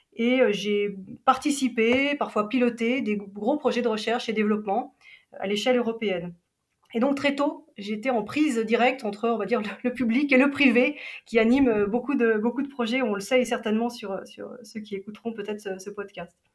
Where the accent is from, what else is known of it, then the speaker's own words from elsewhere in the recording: Geneva, Switzerland; j'ai grandi à Genève